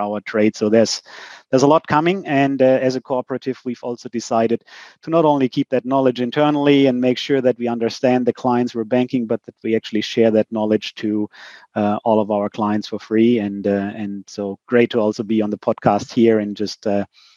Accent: Germany; our roads in Germany

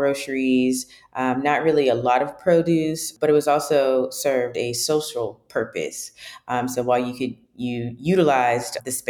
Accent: Raleigh, North Carolina, United States; Home is Raleigh, North Carolina, but more specifically, Southeast Raleigh. I lived in the Southeast Raleigh area until about middle school, but I've attended all of my schooling, elementary, middle, and high school

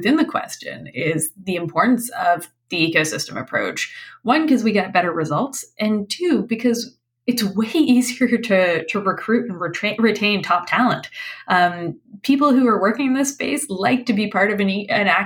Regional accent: British Columbia, Canada; moved away as an adult; I grew up here in British Columbia, and then I was gone for, I guess, 17 years, came back here in this capacity

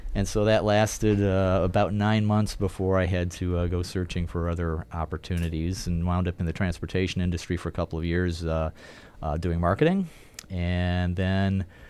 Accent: Hammond, Indiana, United States; I grew up in the Chicago area, actually, northwest Indiana. Uh, grew up in Hammond

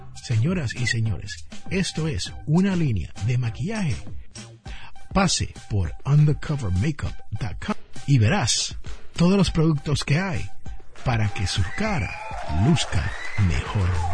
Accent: United States; aquí en el barrio donde yo nací

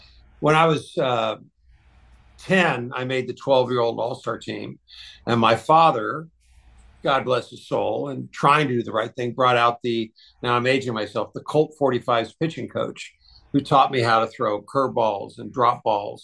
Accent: Houston, Texas, United States; moved away; I grew up in the suburbs of Houston

